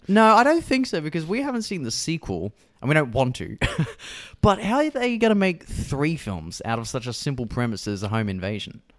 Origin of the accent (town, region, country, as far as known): Australia